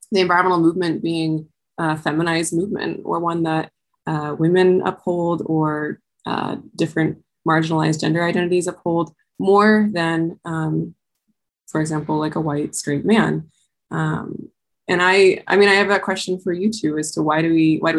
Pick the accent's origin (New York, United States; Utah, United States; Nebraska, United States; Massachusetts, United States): Utah, United States; Heber City; I was raised in Heber City, Utah